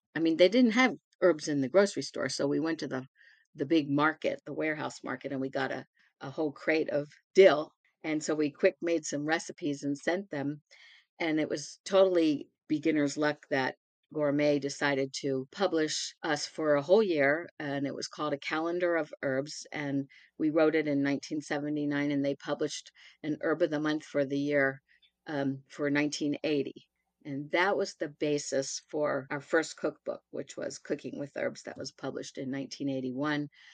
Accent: Baltimore, Maryland, United States; I was born and raised in Baltimore in some red brick row houses

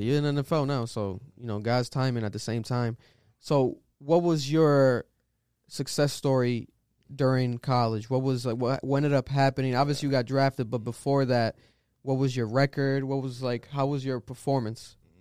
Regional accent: Providence, Rhode Island, United States; I'm from Providence, Rhode Island

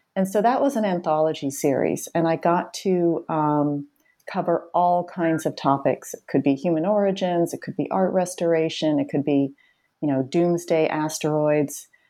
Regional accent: Boston, Massachusetts, United States; I grew up in the Boston area where I still live.

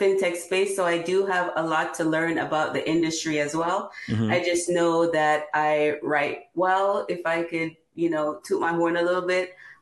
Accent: Jamaica; now in Newark, United States; When I grew up in Jamaica

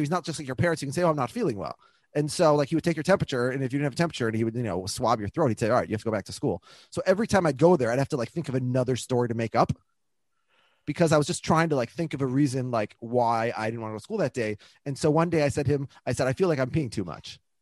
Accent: Minneapolis, Minnesota, United States; my dad's lived in the house that I grew up like where I was born in Minneapolis.

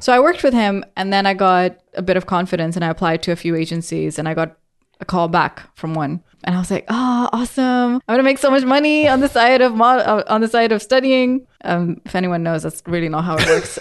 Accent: Pakistan; now in England; I grew up in Pakistan

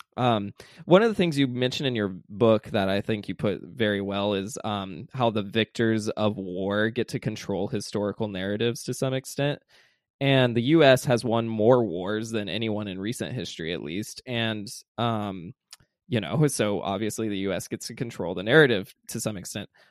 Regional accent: the South, United States; growing up in the South

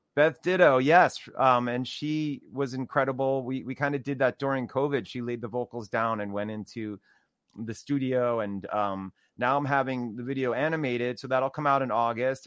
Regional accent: New Jersey, United States; I grew up also in New Jersey too

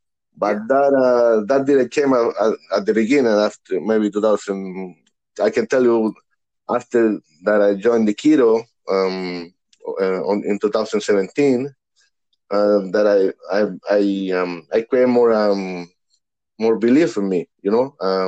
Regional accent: Santiago, Santiago Metropolitan Region, Chile; English is a second language; moved away; because starting in back home, I'm born and raised in Santiago, Chile, South America.

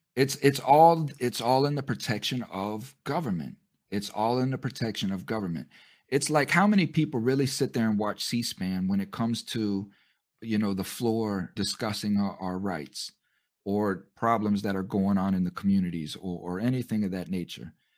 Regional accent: United States; us American citizens

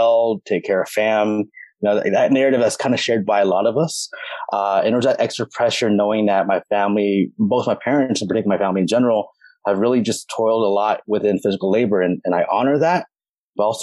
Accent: Hayward, California, United States; I'm from Hayward, California

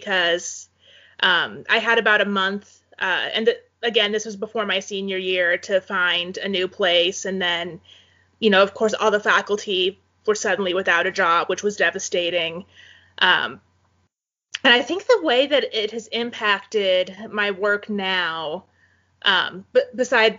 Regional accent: Valley, Nebraska, United States; also born or lived in Fremont, Nebraska; now in Kearney, United States; Valley where I grew up

